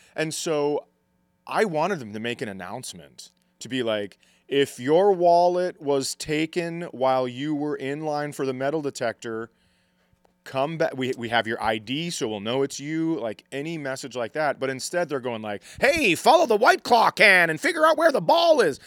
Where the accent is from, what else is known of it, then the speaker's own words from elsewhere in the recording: Fergus Falls, Minnesota, United States; I grew up in Fergus